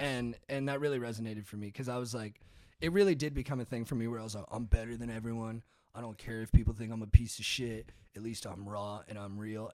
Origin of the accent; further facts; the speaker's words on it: Orange County, California, United States; I grew up in Orange County